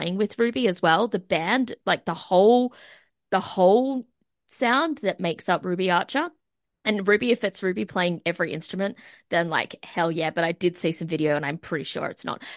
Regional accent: Australia; my hometown, the Sunny Coast, Central Coast

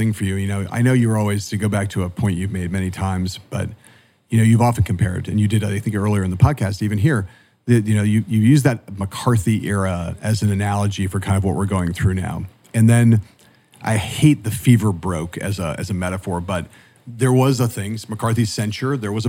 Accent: the West, United States; But I'm sitting here right now talking to you in Arizona. You know, I'm from the West. And the West is weird, man.

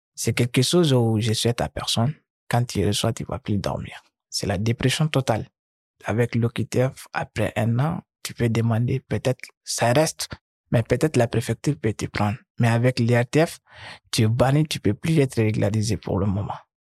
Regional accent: Mali; moved away as an adult; also born or lived in Gao / Bamako; now in France; Chez nous, au Mali

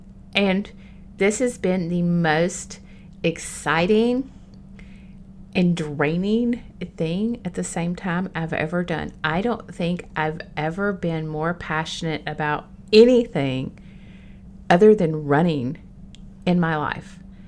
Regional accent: Bakersfield, California, United States; And so I just started telling people, I'm from the South. What part? I'm from Bakersfield.

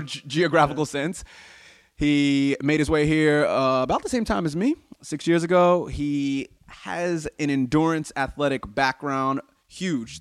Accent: United States; I'm obviously American

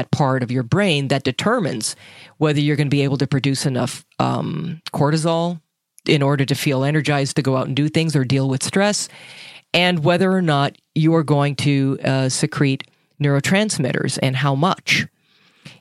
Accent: Minnesota, United States; I'm from Minnesota

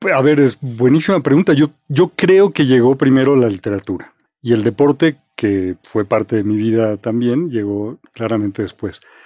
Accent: Mexico City, Mexico; yo crecí en Coyoacán

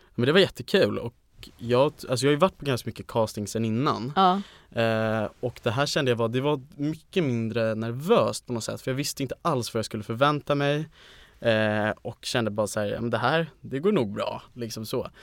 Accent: Stockholm, Stockholm County, Sweden; jag är 20, kommer från Stockholm

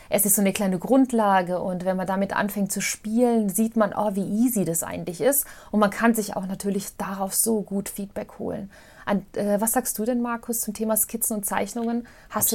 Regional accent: Mostar, Bosnia & Herzegovina; now in Germany; in Mostar, in Bosnien-Herzegowina, da wo ich auch ursprünglich herkomme

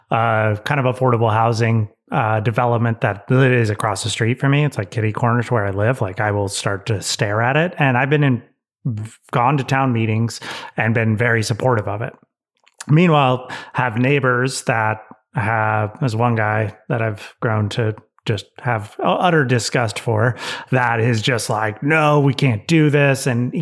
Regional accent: Tahoe, United States; most of my friends I grew up in the Tahoe are never going to be able to afford a house.

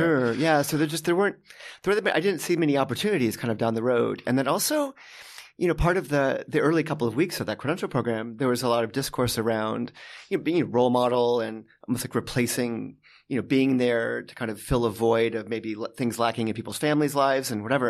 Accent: Los Angeles, California, United States; also born or lived in New Haven, Connecticut; then we moved out to, um, to L

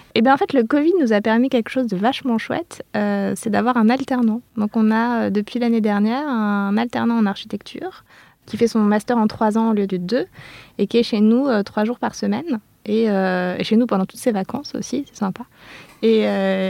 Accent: Clermont-Ferrand, Auvergne-Rhône-Alpes, France; moi je suis née à Clermont-Ferrand en plein centre-ville

